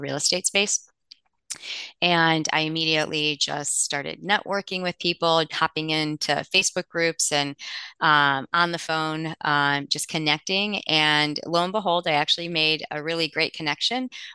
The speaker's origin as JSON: {"language": "English", "town": "Cleveland", "region": "Ohio", "country": "United States", "tie": "born or raised there", "moved": "as an adult", "lives_now": "Cincinnati, United States", "said": "I grew up near Cleveland."}